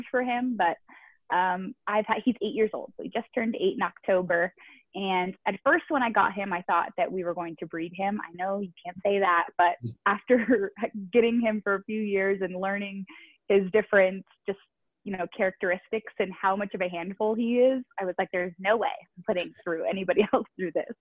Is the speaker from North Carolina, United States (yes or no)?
no; Bay Area, California, United States; moved away as an adult; now in Reno, United States; I was born and raised in the Bay Area.